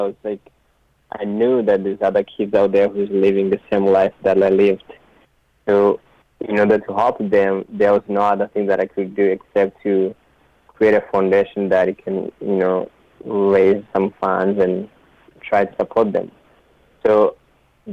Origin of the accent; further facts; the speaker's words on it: Rwanda; now in Canada; I grew up in Rwanda